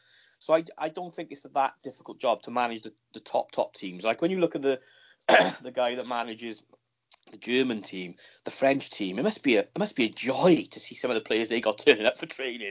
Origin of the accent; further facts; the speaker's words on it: Caerphilly, Wales, United Kingdom; I'm a boy from Caerphilly